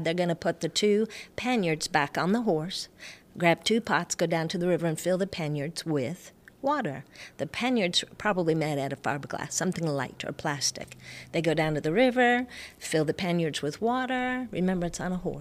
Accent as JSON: {"language": "English", "region": "Wyoming", "country": "United States", "tie": "born or raised there", "said": "growing up in Wyoming"}